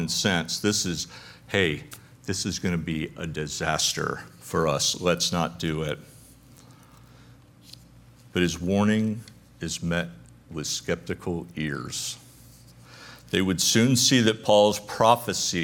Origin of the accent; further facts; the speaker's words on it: Connecticut, United States; moved away; I grew up in Connecticut.